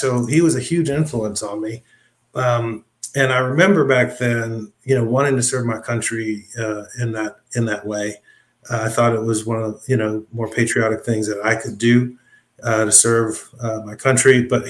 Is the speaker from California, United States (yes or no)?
yes; Los Angeles, California, United States; I grew up in Los Angeles